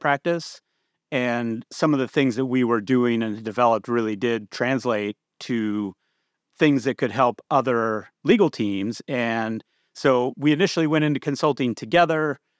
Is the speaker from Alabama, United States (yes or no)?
no; Bakersfield, California, United States; moved away as an adult; also born or lived in Boston / Seattle; I grew up in California.